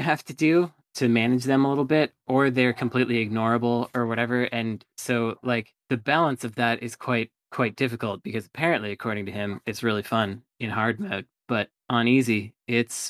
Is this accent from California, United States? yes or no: yes; the Bay Area, California, United States; I'm from the Bay Area